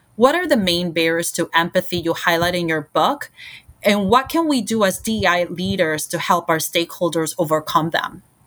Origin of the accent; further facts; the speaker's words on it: Puerto Rico; moved away as an adult; now in United States; born and raised in Puerto Rico and, and moved to the States for college